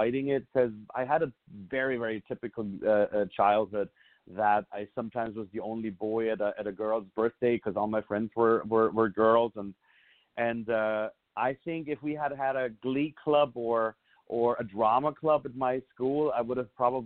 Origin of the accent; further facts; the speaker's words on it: Southern Germany, Germany; moved away as an adult; also born or lived in Munich; Obviously I'm from Germany. I was born and raised in the southern part of Germany.